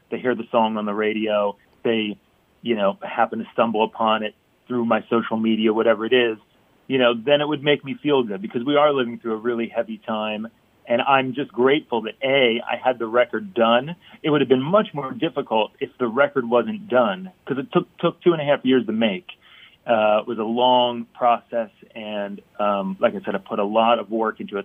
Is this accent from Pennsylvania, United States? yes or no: yes; Philadelphia, Pennsylvania, United States; I discovered as a youth growing up in Philly